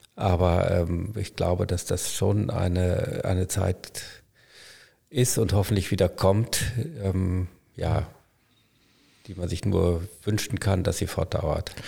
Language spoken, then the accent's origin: German; Münster, North Rhine-Westphalia, Germany; ich komme aus Münster